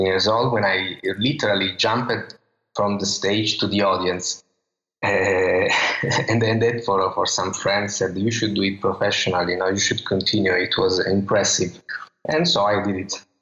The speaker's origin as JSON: {"language": "English", "region": "Calabria", "country": "Italy", "second_language": "English", "said": "Sicily and Calabria, where I come from"}